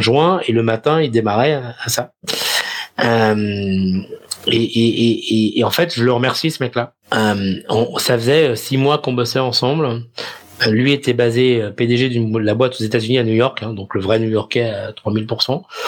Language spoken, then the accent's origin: French; France; moved away as an adult; also born or lived in Netherlands; now in Amsterdam, Netherlands; En tant que Français